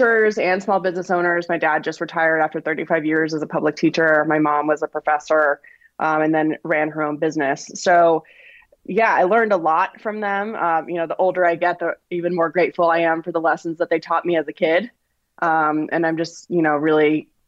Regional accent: Flagstaff, Arizona, United States; I grew up in Flagstaff, Arizona

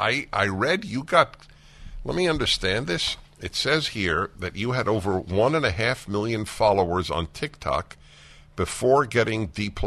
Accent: United States; I grew up in the United States of America.

